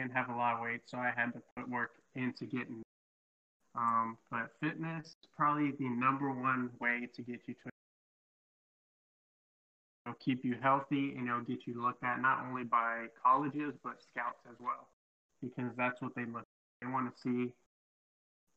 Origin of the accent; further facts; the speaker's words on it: Midland, Texas, United States; I am from Midland, Texas